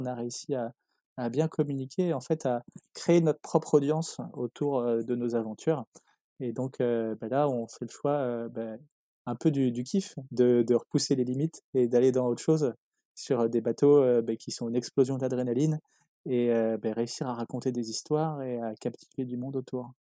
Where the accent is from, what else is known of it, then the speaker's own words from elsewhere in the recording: Les Sables-d'Olonne, Pays de la Loire, France; j'ai grandi au South d'Olonne, ville où je vis encore